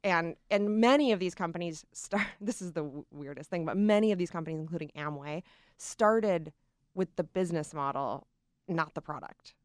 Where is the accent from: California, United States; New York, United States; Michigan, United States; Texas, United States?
Michigan, United States; moved away; my hometown in Michigan